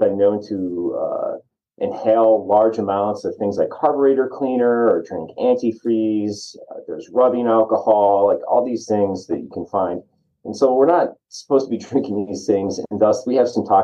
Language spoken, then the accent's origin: English; New York, United States; moved away as an adult; now in Arizona, United States; I'm originally from the Northeast up in New York